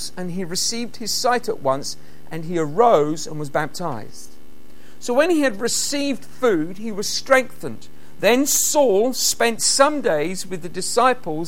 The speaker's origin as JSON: {"language": "English", "country": "United Kingdom", "said": "being British, we have the privilege of just being allowed to speak our own language wherever we go"}